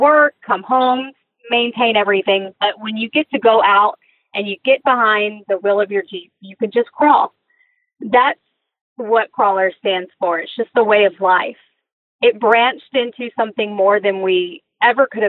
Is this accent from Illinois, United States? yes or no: no; near Beaumont, Southeast Texas, United States; I grew up in Southeast Texas, a little small town outside of Beaumont